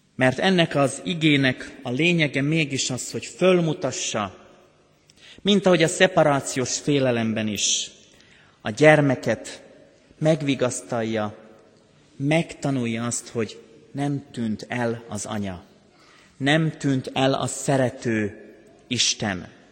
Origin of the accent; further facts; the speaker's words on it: Banská Bystrica Region, Slovakia; now in Hungary; Én határon túl születtem Szlovákiában.